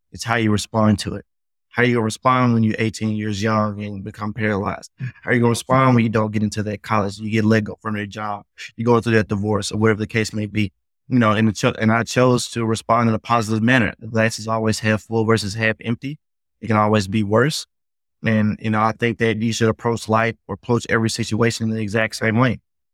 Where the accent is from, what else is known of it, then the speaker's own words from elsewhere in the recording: the South, United States; like you said, growing up in the South, you got to have thick skin